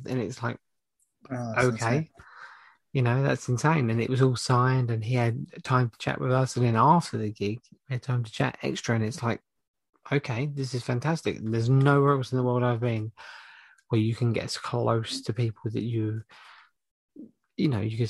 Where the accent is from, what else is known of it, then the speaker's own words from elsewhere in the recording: London, United Kingdom; moved away; I come from Hackney, and my family, majority of my family are from Hackney and Islington